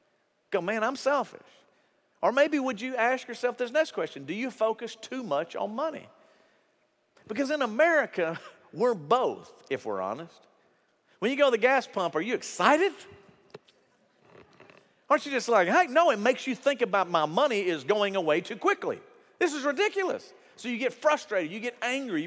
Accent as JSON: {"language": "English", "country": "United States", "said": "we're American."}